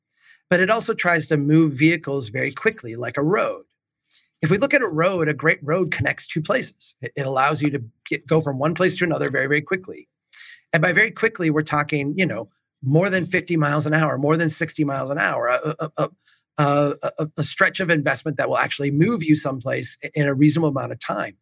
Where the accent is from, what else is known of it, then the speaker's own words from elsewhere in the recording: Minnesota, United States; As a Minnesotan